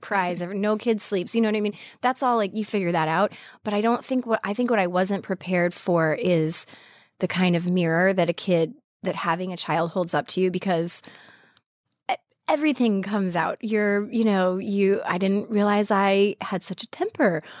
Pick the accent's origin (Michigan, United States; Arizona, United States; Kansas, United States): Arizona, United States; moved away as an adult; also born or lived in Montana / Colorado; now in New York, United States; I grew up mostly in Arizona